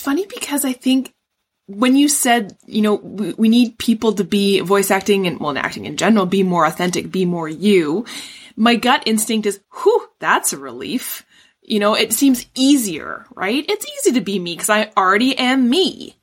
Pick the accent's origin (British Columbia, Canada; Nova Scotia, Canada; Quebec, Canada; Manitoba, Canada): British Columbia, Canada; Vancouver; now in Ontario, Canada; When I was growing up, I grew up in Vancouver